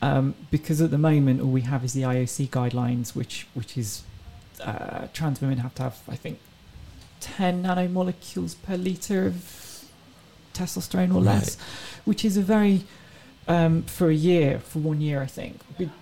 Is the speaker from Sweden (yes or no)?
no; England, United Kingdom; No, I'm from England.